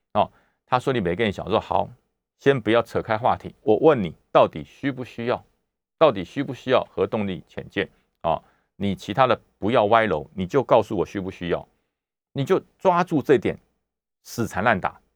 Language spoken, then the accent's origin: Chinese; Taiwan; 我们是外省家庭长大的，那但是因为我们在台湾五十多年了